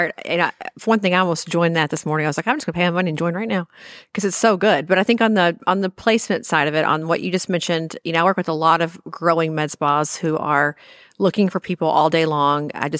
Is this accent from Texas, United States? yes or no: no; Arkansas, United States; I came from Arkansas many moons ago, and Arkansas is a very odd state.